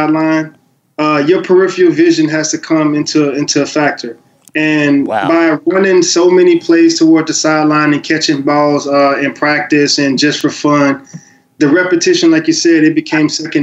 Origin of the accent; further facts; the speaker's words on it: the Muck, Florida, United States; the Muck, which is my hometown